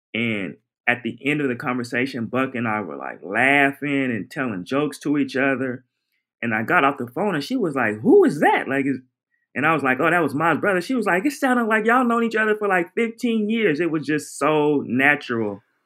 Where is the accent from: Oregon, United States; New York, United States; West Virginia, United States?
Oregon, United States; Portland; moved away; I'm from Oregon, Portland, Oregon in my teens and early 20s